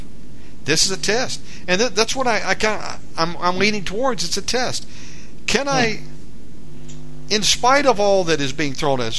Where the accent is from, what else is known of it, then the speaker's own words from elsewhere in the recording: United States; now in Bali, Indonesia; I'm an American